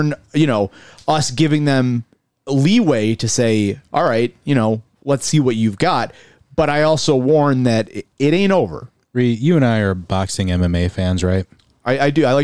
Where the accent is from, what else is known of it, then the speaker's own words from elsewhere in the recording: Buffalo, New York, United States; I am from South Buffalo. I identify as somebody who I grew up in South Buffalo in the First Ward. You know, I consider it in many ways home. I, I know I no longer live there.